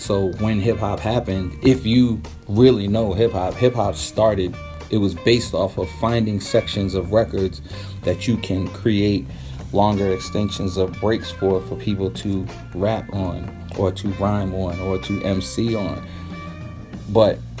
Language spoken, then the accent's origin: English; New York City, New York, United States; also born or lived in Panama / Rio Abajo, Panama; I was born in Panama, but I was raised in Brooklyn.